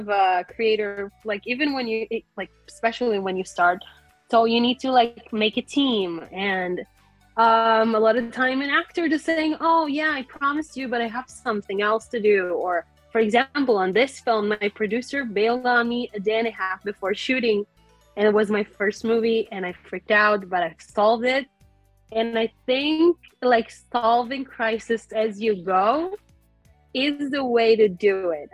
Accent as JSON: {"language": "English", "country": "Israel", "said": "I'm a filmmaker from Israel"}